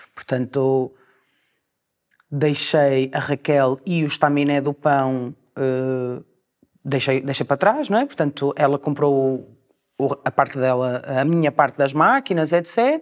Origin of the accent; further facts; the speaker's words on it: Portugal; moved away as an adult; now in Porto, Portugal; era sair de Portugal